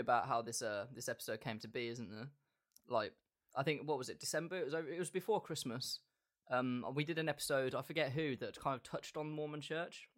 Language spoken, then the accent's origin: English; England, United Kingdom; As a straight white British male